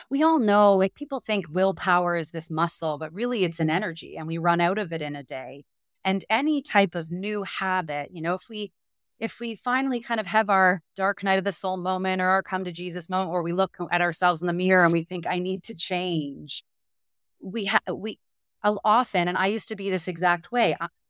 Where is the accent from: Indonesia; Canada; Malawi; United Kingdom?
Canada; now in United States; what's so surprising as a Canadian in the US